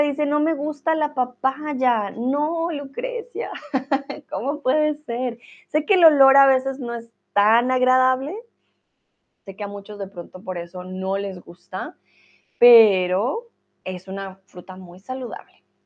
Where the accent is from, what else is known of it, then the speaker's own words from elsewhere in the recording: Colombia; moved away as an adult; I'm Colombian, and usually when I say I'm from Colombia